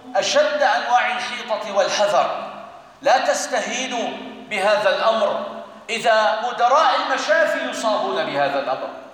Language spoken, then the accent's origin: Arabic; Syria; بلدنا سوريا